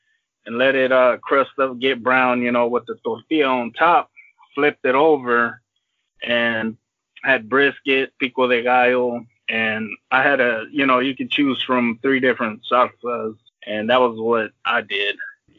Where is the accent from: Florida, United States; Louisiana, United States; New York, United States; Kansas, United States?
Louisiana, United States; Being I'm from Cajun country, and a lot of people don't know that my mom is actually, she's from Louisiana.